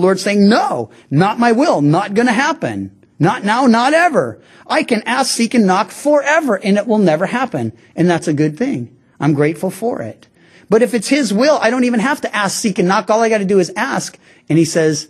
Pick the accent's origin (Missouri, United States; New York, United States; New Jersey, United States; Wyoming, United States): Missouri, United States; I'm from Missouri, the show me state